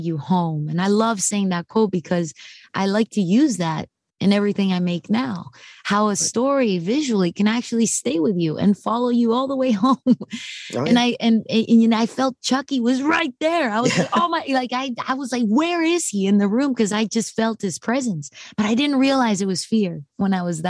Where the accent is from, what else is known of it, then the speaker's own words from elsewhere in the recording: Mexico; I'm from Mexico. So I'm as Mexican as it gets